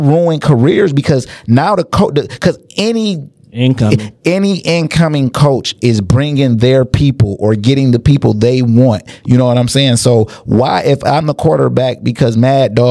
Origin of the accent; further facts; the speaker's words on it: New Jersey, United States; moved away; also born or lived in Alabama; we in Alabama and I'm a nigga from New Jersey.